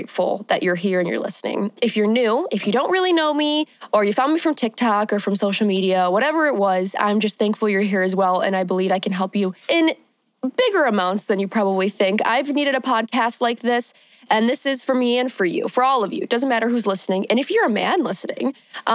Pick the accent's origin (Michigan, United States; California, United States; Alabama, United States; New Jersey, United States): Michigan, United States; I am from Michigan. I'm a Michigan queen, born and raised, still here.